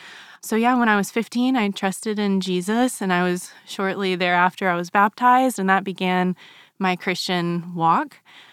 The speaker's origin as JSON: {"language": "English", "country": "Germany", "tie": "born or raised there", "said": "So for 8 years of my childhood, I grew up in Germany."}